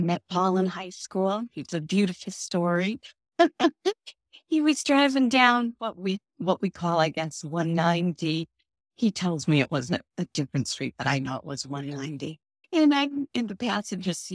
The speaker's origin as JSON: {"language": "English", "town": "Worcester", "region": "Massachusetts", "country": "United States", "tie": "born or raised there", "said": "I did grow up in Worcester, Massachusetts"}